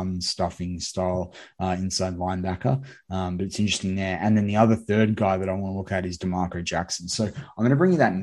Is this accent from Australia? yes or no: yes; Australia; I'm obviously an Australian